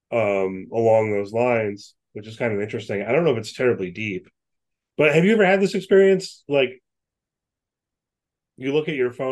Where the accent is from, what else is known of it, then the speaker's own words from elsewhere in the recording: United States; I, i am an American.